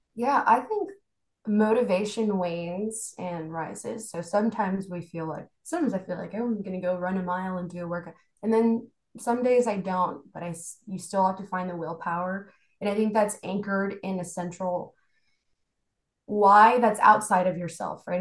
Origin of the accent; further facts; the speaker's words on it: Houston, Texas, United States; also born or lived in Bogota, Colombia; I was born in Bogota, Colombia, and then I moved here and been raised here in Houston for quite some time, bounced around Texas a little bit, but mostly in Houston now